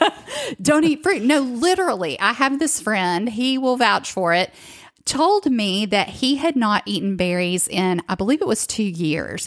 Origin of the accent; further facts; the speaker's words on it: the South, United States; growing up, especially in the South, like I did